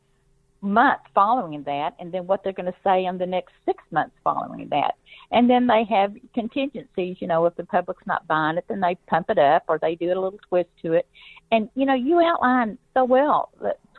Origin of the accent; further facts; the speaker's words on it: Arkansas, United States; I grew up in Arkansas